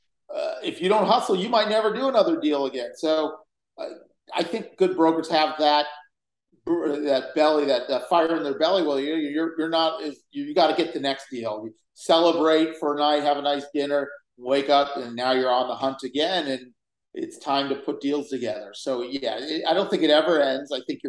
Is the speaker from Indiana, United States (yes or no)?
no; Los Angeles, California, United States; I grew up in Los Angeles, and I grew up on the west side of Los Angeles